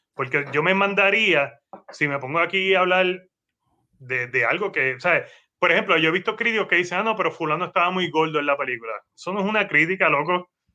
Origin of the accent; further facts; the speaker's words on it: Guaynabo, Puerto Rico; para el periódico de mi pueblo, que es Guaynao.